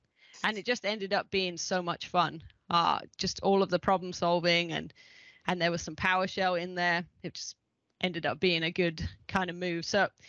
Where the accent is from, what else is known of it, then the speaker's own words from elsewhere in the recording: England, United Kingdom; accent: mid-Atlantic; also born or lived in Ohio; because I lived in Ohio for 15 years, and now I've got just a unique middle of the Atlantic accent. But I am English, and back living in England now.